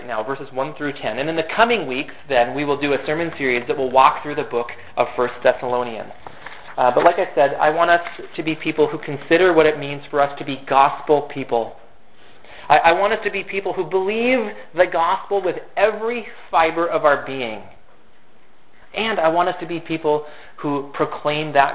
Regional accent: Fergus Falls, Minnesota, United States; also born or lived in Turkey; Fergus Falls is my hometown. And for the first 18 years of my life here

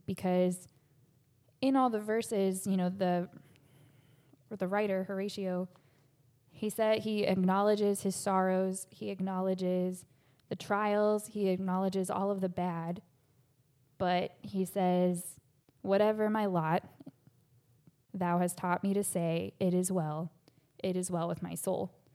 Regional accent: Ohio, United States; moved away as an adult; now in Florida, United States; I grew up in Ohio

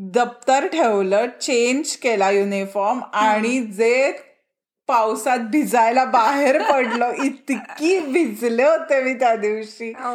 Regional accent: Maharashtra, India

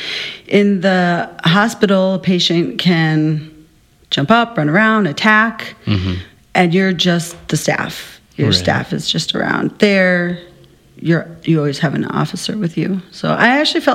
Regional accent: Minnesota, United States; moved away as an adult; now in Arizona, United States; I actually grew up in Minnesota since I was 8

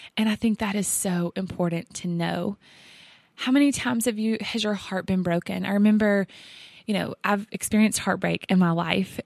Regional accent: the South, United States; accent: Southern; we are from the South. I think by this point, you might hear it in our voice.

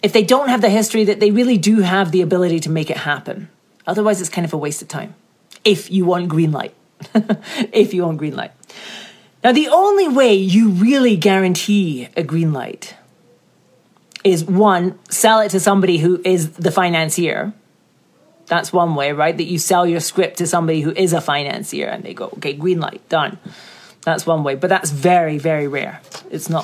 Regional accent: Scotland, United Kingdom; I'm from Scotland.

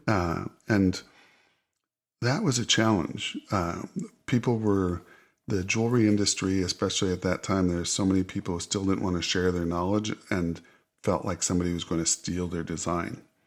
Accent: Hinsdale, Illinois, United States; born or raised there

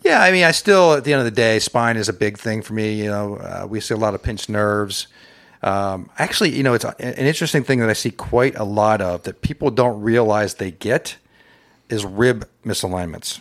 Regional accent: North Canton, Ohio, United States; moved away as an adult; also born or lived in Saint Louis, Missouri / Cincinnati, Ohio; now in Loveland, United States; I'm originally from North Canton, Ohio.

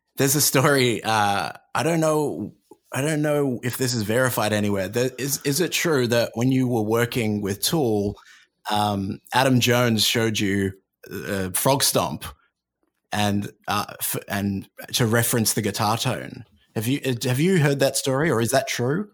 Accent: Australia; I'm Australian

